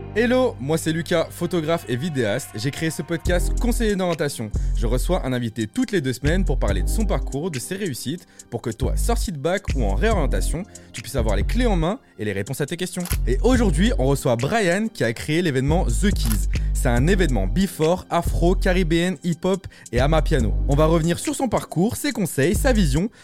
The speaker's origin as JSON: {"language": "French", "town": "La Tour-du-Pin", "region": "Auvergne-Rhône-Alpes", "country": "France", "said": "on vient à peu près du même endroit. Moi, je suis à la Tour du Pin, Saint-Victor, c'est à côté"}